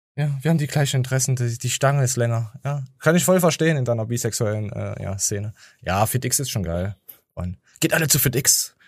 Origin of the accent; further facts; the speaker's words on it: the East, eastern Germany, Germany; ich komme aus dem Osten